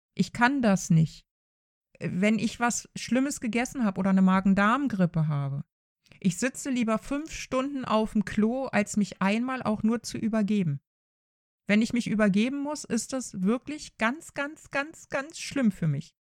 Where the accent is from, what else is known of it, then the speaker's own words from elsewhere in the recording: Germany; bei uns in Deutschland